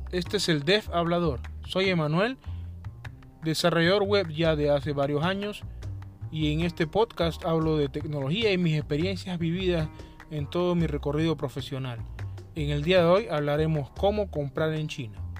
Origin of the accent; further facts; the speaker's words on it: Panama; como por ejemplo aquí en mi país que tenemos la zona libre de Colón